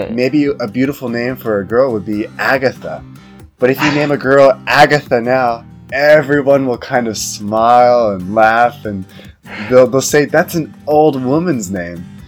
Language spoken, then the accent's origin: English; United States; moved away as an adult; now in China; I'm from the United States, but uh, because I'm I'm living and working in China